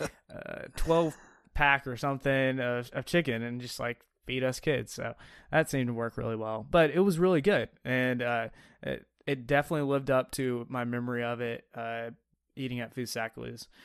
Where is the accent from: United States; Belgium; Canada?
United States; Mobile, Alabama; I grew up in Mobile, Alabama